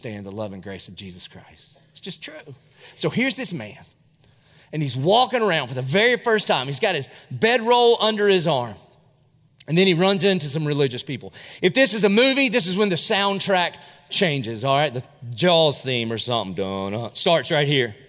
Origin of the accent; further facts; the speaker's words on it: Dillon, South Carolina, United States; now in Jacksonville, United States; I was from Dillon, South Carolina. I was in the 10th grade